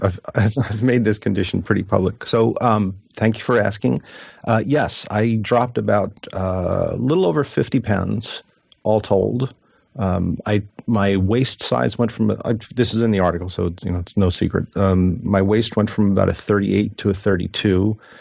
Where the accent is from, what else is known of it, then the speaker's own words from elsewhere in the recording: New Jersey, United States; I'm from New Jersey